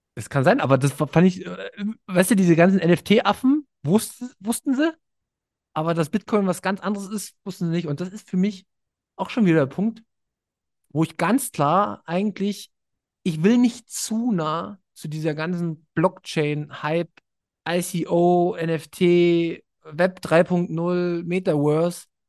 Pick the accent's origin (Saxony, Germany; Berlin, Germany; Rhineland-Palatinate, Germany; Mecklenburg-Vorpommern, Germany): Berlin, Germany; ich komme aus Berlin